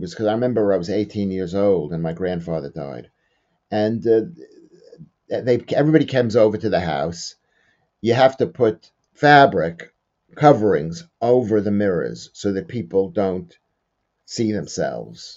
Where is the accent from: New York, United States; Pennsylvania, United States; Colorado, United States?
New York, United States; where I was growing up in New York